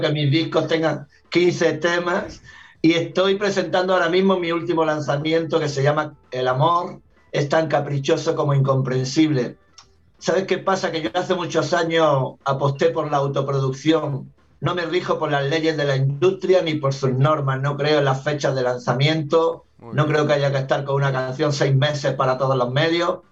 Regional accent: Granada, Andalusia, Spain; moved away as an adult; also born or lived in Argentina; nací en Granada, en la, ciudad de Granada, en Andalucía, en el sur de España, cuna del flamenco

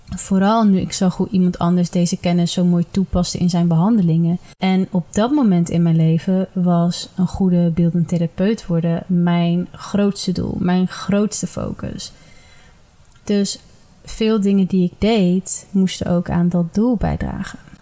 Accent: Ede, Gelderland, Netherlands; Ik ben geboren en getogen in Ede

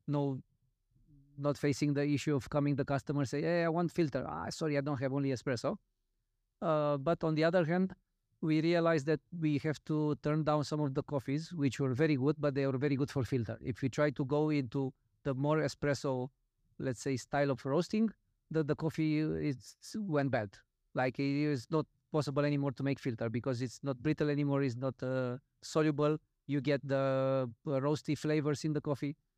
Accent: Romania; I'm coming from Romania

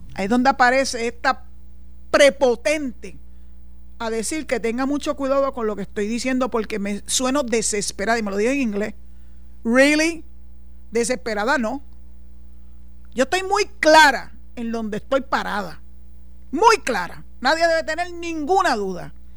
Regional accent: Puerto Rico

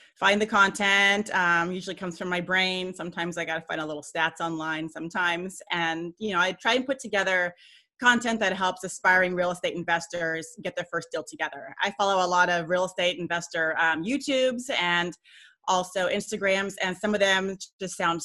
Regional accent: Southern California, United States; moved away as an adult; now in Memphis, United States; Originally, I grew up and was born and raised in Southern California

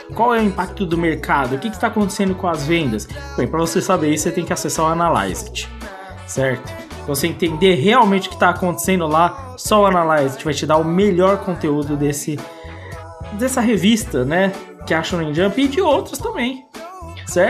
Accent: Brazil; como bom brasileiro

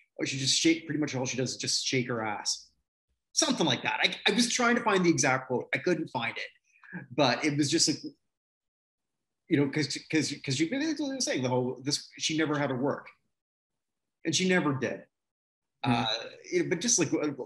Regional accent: Toronto, Ontario, Canada; Toronto, my hometown area

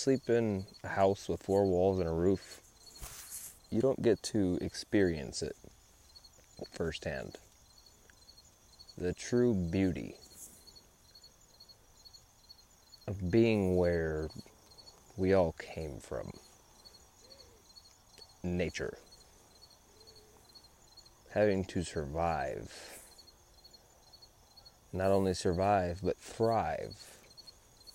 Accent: San Antonio, Texas, United States; now in New Braunfels, United States; I grew up in San Antonio, Texas.

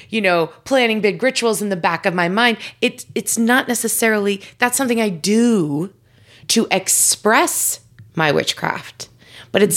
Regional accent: New York, United States; I grew up in New York, and I grew up in Italian families

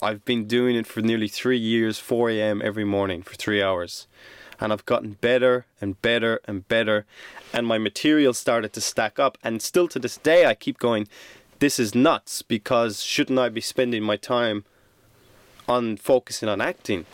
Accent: Ireland; moved away; also born or lived in Sydney, Australia

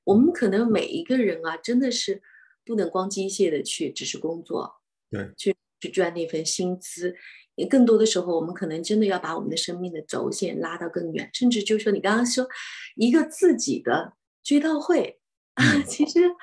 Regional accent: China; now in Australia; 我们中国人讲家丑不可外扬

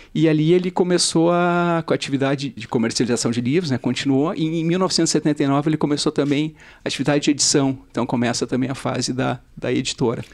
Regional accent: Porto Alegre, Rio Grande do Sul, Brazil; eu nasci, cresci em Porto Alegre

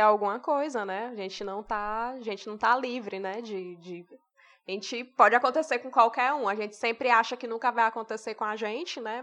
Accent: Ceará, Brazil; a gente é do Ceará

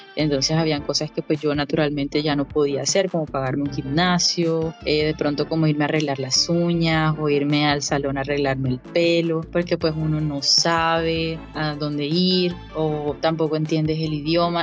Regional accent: Caribbean coast of Colombia, Colombia; moved away as an adult; now in Melbourne, Australia; yo vengo de Colombia, naturalmente, vengo de la costa caribe, y emigré hace algún tiempo a Australia. Eh, estoy viviendo en Melbourne

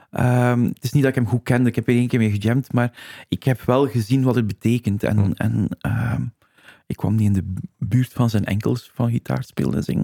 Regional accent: Flanders, Belgium; we zijn waarschijnlijk typische eh, Vlaming

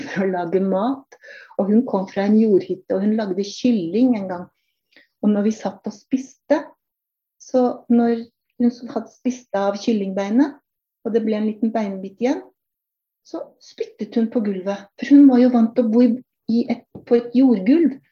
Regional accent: Norway; also born or lived in Kenya; i Norge snakker vi norsk. Det er ikke engelsk som er vårt morsmål

